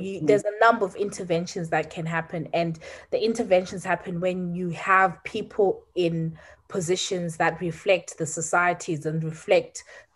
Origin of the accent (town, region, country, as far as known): Zimbabwe; now in United Kingdom